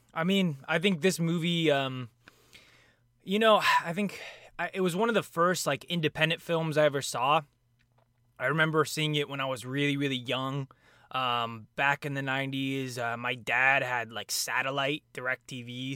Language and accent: English; Raleigh Hills, Oregon, United States; moved away as an adult; now in Los Angeles, United States; I grew up in an area called Raleigh Hills, which is right in between Portland and, uh, a suburb outside of Portland called Beaverton